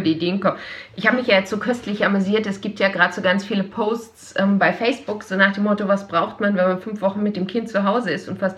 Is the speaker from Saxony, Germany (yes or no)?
no; Hamburg, Germany; Oh, die, ja, ich als